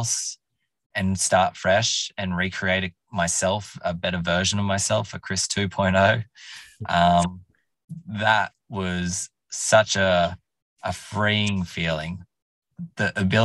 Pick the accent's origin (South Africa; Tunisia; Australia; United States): Australia; Orange, New South Wales; moved away as an adult; also born or lived in Canberra / London; I wanted to leave Orange. Where I more or less grew up in from 2000. I was born in Canberra